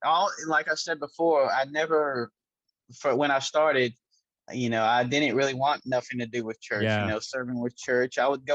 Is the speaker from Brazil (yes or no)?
yes; Brazil; born there; I was born in Brazil